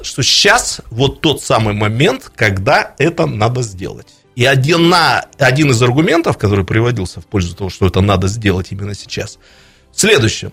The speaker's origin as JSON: {"language": "Russian", "town": "Irkutsk", "region": "Irkutsk Oblast", "country": "Russia", "said": "как старый иркутянин"}